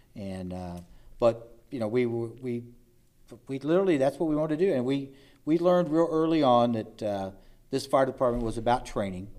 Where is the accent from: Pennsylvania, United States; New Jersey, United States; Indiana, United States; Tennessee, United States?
Indiana, United States; Evansville; I was born in Evansville, Indiana, some, uh, sixty-nine years ago